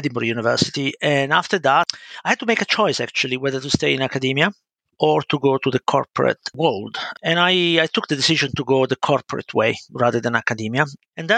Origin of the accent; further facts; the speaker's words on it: Milan, Lombardy, Italy; accent: Italian; English is a second language; moved away as an adult; now in United Kingdom; As you can spot from my accent, I'm Italian, but I've been living in the UK for, it's coming up to 30 years almost, so quite a while. I started as just an ordinary child in a working class family, you know, living in a council estate in Milan